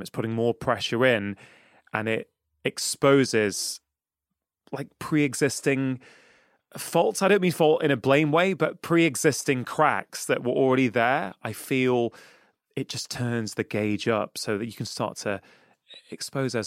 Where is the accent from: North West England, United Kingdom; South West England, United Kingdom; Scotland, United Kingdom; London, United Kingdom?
North West England, United Kingdom; Manchester; I grew up in Manchester, well, I grew up in, um, in South Manchester in Cheshire